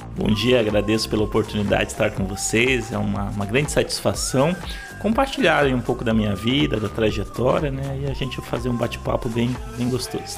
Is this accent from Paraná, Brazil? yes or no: yes; Paranaguá, Paraná, Brazil; nascer em Paranaguá, ser criado em Paranaguá